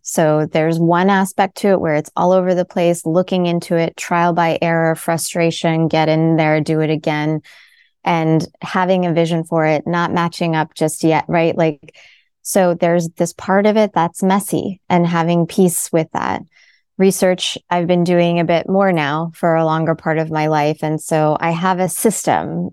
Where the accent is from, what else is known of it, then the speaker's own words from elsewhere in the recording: United States; My family's from India. I was born in America.